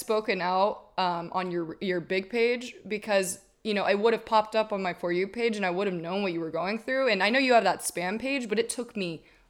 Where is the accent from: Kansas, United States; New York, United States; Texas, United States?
Texas, United States; now in Los Angeles, United States; I'm from Texas originally, and I had 2-3 strong relationships there